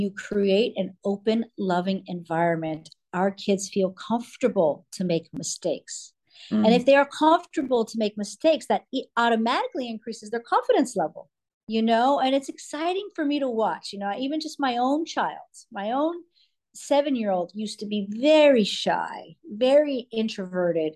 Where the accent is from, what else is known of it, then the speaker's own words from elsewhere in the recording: California, United States; also born or lived in New York; now in Florida, United States; I'm California girl, born a California girl